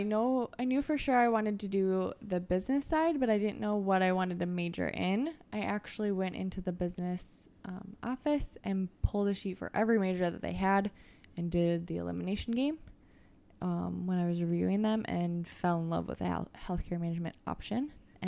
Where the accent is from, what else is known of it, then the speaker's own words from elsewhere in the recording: Lakeville, Minnesota, United States; also born or lived in Duluth, Minnesota; I grew up in Lakeville and then went to college at University of Minnesota Duluth.